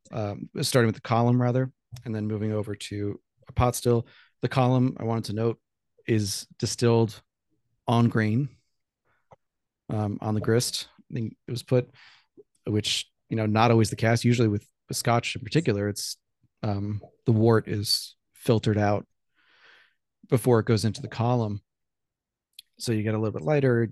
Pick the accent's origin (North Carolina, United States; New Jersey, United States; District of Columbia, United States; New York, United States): New York, United States; I'm a New Yorker